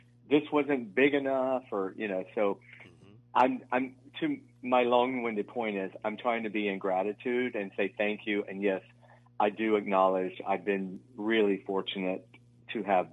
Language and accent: English; Georgia, United States; I'm born and raised in Georgia